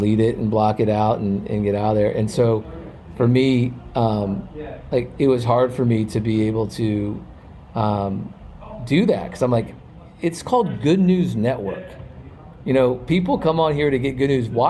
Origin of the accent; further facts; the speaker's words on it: Virginia, United States; we're both from Virginia area